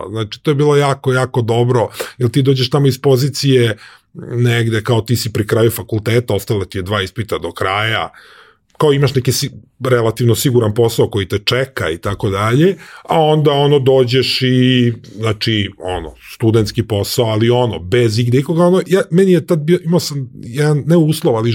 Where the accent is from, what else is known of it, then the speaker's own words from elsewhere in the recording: Serbia; moved away; ali stvari koje sam poneo iz Srbije sam maltene, ja mislim, pobacao ili ne znam